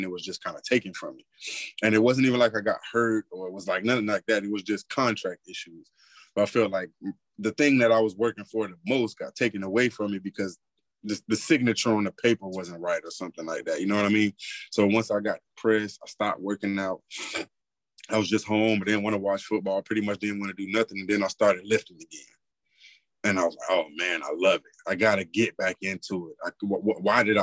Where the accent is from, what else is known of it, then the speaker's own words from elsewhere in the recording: South Florida, United States; now in Texas, United States; I'm in Texas right now, but I'm from South Florida